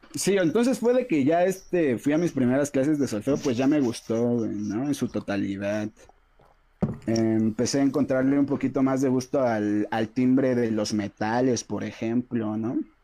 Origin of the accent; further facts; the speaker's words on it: San Pedro y San Pablo Ayutla, Oaxaca, Mexico; also born or lived in Mexico City; soy, soy de acá de Ayutla, de San Pedro y San Pablo, Ayutla Mijes